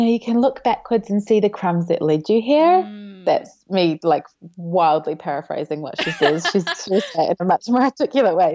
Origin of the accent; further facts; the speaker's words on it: New Zealand; moved away as an adult; now in Melbourne, Australia; I grew up in New Zealand, so moved to Melbourne